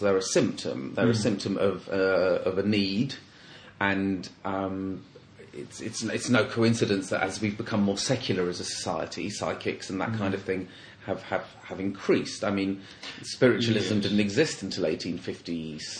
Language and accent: English; London, United Kingdom; I'm from London